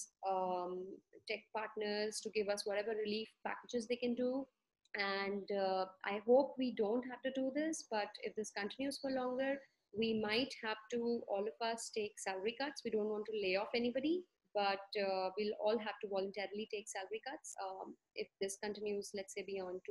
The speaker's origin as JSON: {"language": "English", "town": "Bangalore", "region": "Karnataka", "country": "India", "said": "I am from Bangalore, India"}